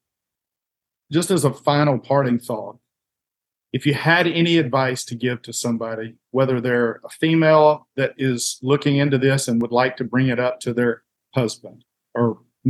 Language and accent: English; Alabama, United States; I grew up here in Alabama, the Bible Belt, Southern culture to the core